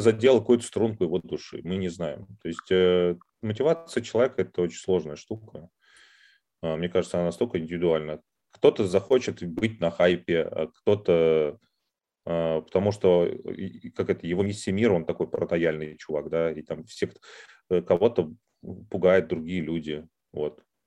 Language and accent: Russian; Moscow, Russia; accent: Moscow; я поскольку родился в Москве